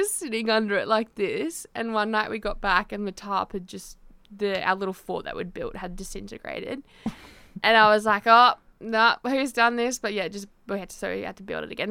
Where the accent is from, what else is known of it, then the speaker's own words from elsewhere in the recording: Tasmania, Australia; I grew up in Tassie